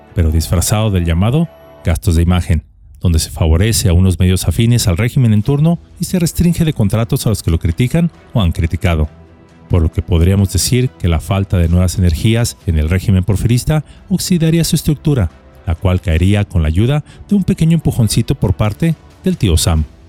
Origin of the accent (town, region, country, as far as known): Mexico